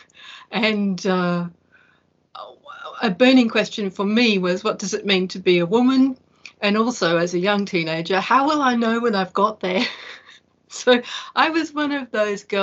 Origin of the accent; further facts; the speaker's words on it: Perth, Western Australia, Australia; I was born in Perth, Western Australia, where I still live.